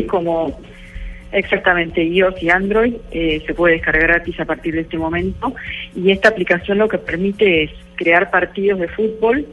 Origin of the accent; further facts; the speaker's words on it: Argentina; Soy argentina